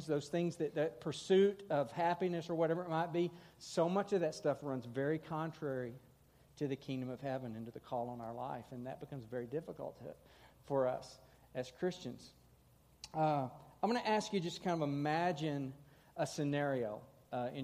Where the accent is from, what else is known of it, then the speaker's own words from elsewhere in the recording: Texas, United States; moved away as an adult; now in Missouri, United States; I'm from Texas, but I've lived in Missouri for golly 24 years